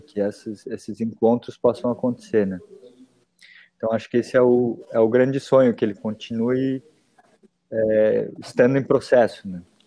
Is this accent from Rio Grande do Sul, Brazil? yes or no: no; São Paulo, Brazil; now in Porto Alegre, Brazil; eu, eu sou paulistano, né? Nasci na cidade de São Paulo